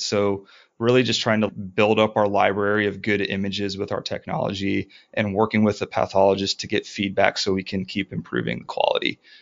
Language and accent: English; Ohio, United States; moved away as an adult; also born or lived in New Orleans; we're from Ohio